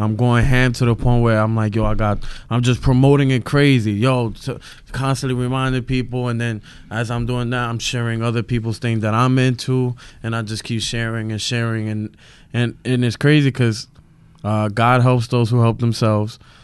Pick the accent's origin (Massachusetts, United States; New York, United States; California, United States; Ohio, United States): New York, United States; New York City; I'm from Brooklyn. I'm from Williamsburg